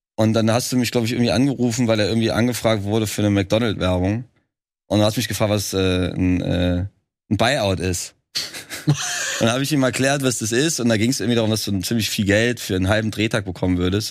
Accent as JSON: {"language": "German", "town": "Trier", "region": "Rhineland-Palatinate", "country": "Germany", "moved": "as an adult", "lives_now": "Berlin, Germany", "said": "Ich komme ja eigentlich aus Trier"}